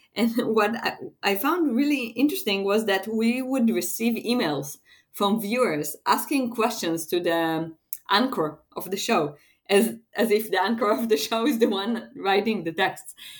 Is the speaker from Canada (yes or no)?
no; Israel; I am from Israel